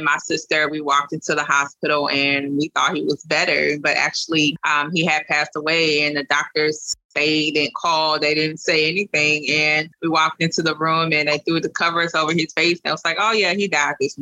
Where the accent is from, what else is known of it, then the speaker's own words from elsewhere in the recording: Louisiana, United States; from Louisiana